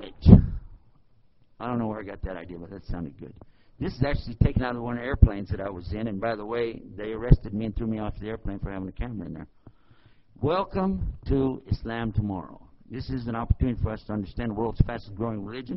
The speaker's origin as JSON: {"language": "English", "region": "Texas", "country": "United States", "said": "I'm from Texas, and we just don't talk fast"}